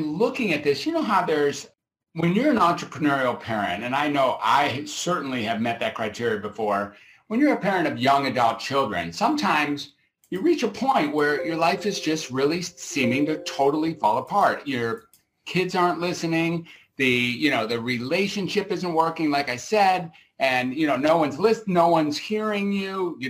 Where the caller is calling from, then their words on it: Grass Valley, California, United States; I'm beaming out from Grass Valley, California, which is somewhere between Sacramento and Reno up in Northern California.